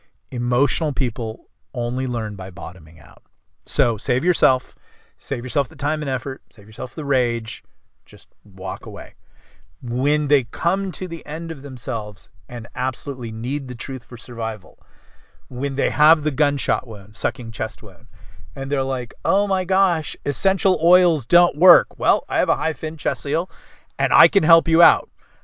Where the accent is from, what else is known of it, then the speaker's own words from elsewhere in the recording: the South, United States; because I'm from the South.